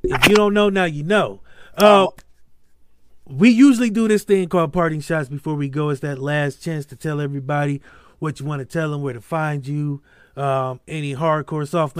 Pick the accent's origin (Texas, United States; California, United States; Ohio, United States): Ohio, United States; Akron; I grew up in Akron